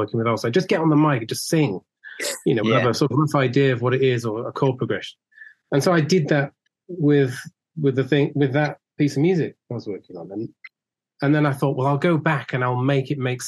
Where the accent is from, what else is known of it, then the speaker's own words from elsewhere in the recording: Cheshire, North West England, United Kingdom; we're two northerners